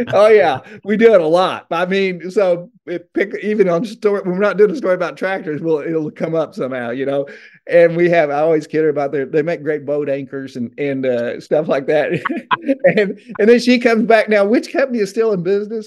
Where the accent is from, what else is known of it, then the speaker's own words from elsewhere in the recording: Benton, Illinois, United States; moved away as an adult; now in Osceola, Georgia, United States; I'm an Illinois boy. I lived in s-, Southern Illinois for forty-eight years